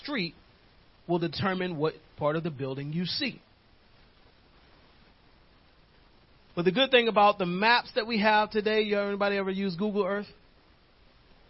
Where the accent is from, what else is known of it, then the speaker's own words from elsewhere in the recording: New York, United States; moved away; the neighborhood I used to live in growing up in New York